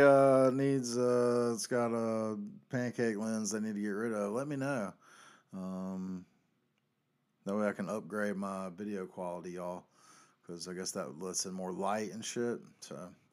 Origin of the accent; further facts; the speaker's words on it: the South, United States; I grew up in South